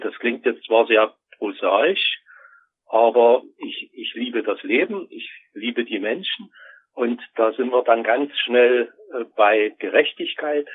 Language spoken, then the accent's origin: German; East Germany, Germany; Ich bin ja in der DDR groß geworden.